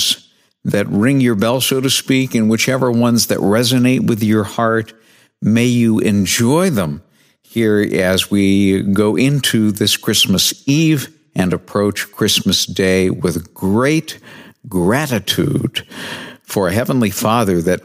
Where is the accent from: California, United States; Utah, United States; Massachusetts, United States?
Massachusetts, United States; New Bedford; moved away; my hometown of New Bedford, Massachusetts